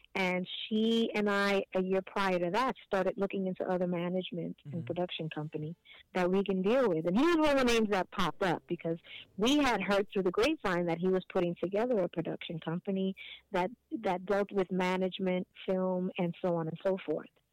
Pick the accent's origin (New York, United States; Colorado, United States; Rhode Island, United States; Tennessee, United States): New York, United States; New York City; born and raised in Hell's Kitchen